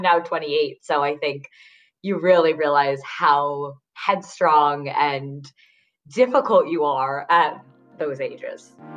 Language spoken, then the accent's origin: English; Westchester, New York, United States; I grew up um, in a suburb outside the city in Westchester